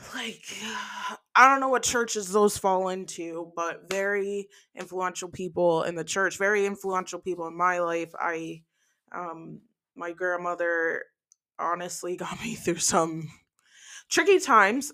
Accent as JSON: {"language": "English", "region": "New Jersey", "country": "United States", "tie": "born or raised there", "also_born_or_lived": "New York", "moved": "yes", "said": "I was adopted from New York, raised in New Jersey for the first part of my life"}